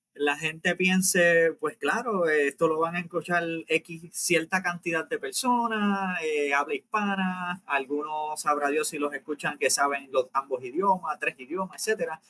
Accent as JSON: {"language": "Spanish", "country": "Puerto Rico", "tie": "born or raised there", "said": "nosotros somos puertorriqueños, nacidos en Puerto Rico, criados en Puerto Rico."}